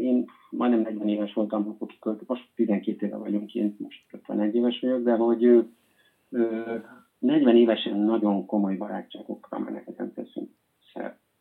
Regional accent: Hungary; moved away as an adult; now in Spain; magyarok vagyunk

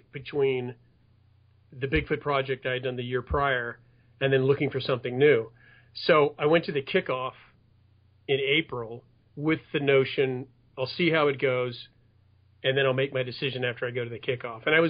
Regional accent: Los Angeles, California, United States; I was raised in the San Fernando Valley. And I still live here now

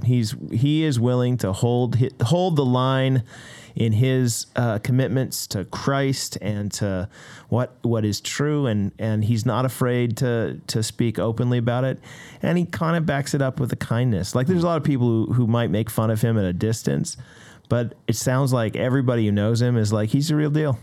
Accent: United States; now in Canada; as an American

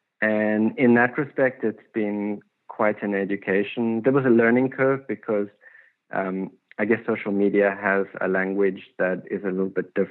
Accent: South Africa; moved away as an adult; now in Los Angeles, United States; When I came from South Africa, I didn't have an education

